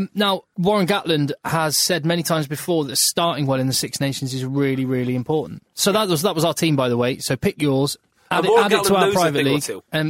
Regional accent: England, United Kingdom; I'm an Englishman

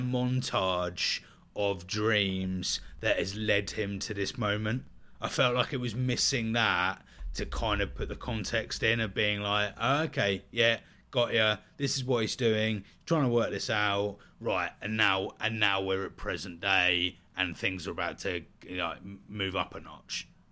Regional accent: United Kingdom; we're both British, so we're getting that kind of British humour

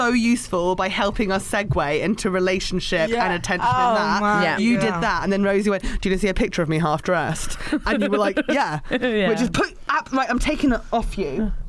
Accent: Hampshire, South East England, United Kingdom; Oh, sorry, I'm from Hampshire.

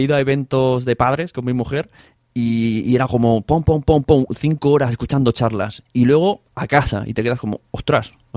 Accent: Palau-solità i Plegamans, Catalonia, Spain; en mi pueblo, en Palado de Plegamans

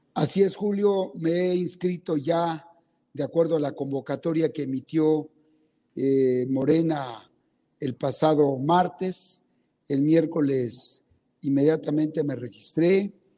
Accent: Betaza, Oaxaca, Mexico; first language Zapotec; Spanish is a second language; yo soy oaxaqueño, nacido en una comunidad indígena que se llama Betaza, soy zapoteco, hablo mi lengua indígena

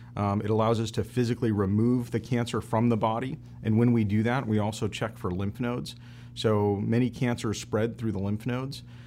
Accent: Kalamazoo, Michigan, United States; I'm originally from Kalamazoo, Michigan.

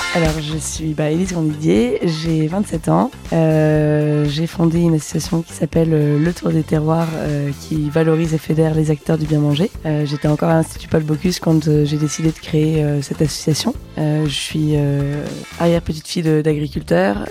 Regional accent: Metz, Grand Est, France; je viens de Metz

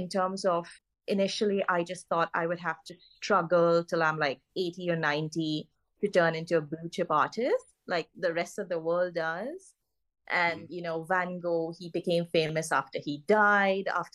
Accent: Goa, India; moved away; I'm originally from Goa in India

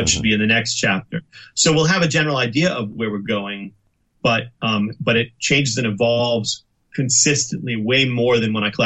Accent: Boston, Massachusetts, United States; growing up in the Boston, Massachusetts area

